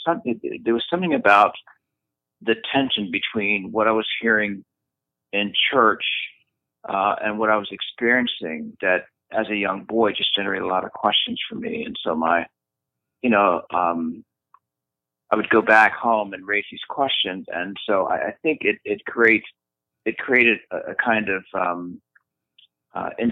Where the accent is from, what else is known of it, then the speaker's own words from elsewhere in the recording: Philadelphia, Pennsylvania, United States; a young, curious boy growing up in Philadelphia